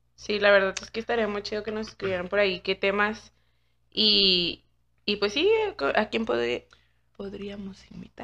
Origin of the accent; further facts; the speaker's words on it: Chihuahua, Mexico; nosotros somos de Chihuahua.